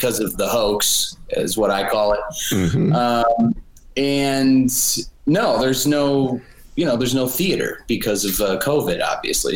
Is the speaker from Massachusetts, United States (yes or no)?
no; Buffalo, New York, United States; I am from Buffalo. Buffalo, New York